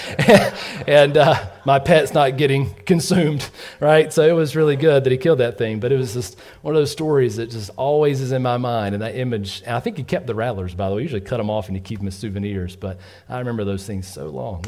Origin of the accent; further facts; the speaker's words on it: Georgia, United States; we grew up in Georgia